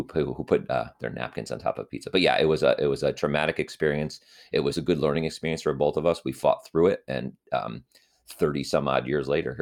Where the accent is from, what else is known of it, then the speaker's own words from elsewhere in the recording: Connecticut, United States; also born or lived in New Haven; obviously, because that's where I'm from, and that's where I am currently residing, is in Connecticut. And I grew up in Connecticut, and then I, you know, moved for college to the New Haven area.